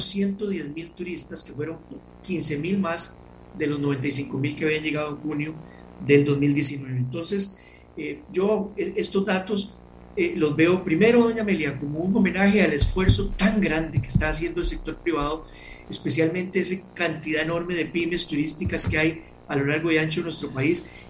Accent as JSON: {"language": "Spanish", "country": "Costa Rica", "said": "como costarricenses."}